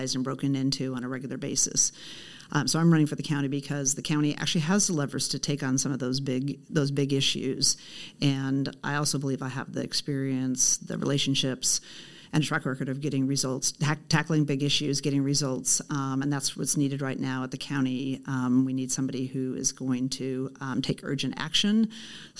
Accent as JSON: {"language": "English", "town": "Portland", "region": "Oregon", "country": "United States", "tie": "born or raised there", "said": "I grew up in Southeast Portland. I actually still live in the house I grew up"}